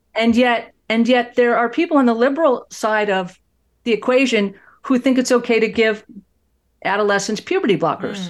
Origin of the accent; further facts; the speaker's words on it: Fort Worth, Texas, United States; my hometown of Fort Worth, Texas